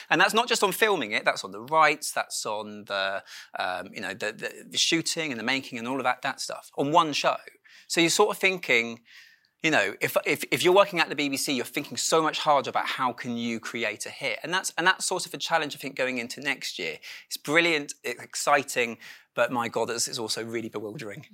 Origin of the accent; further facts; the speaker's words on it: Dorset, South West England, United Kingdom; moved away; I grew up in Dorset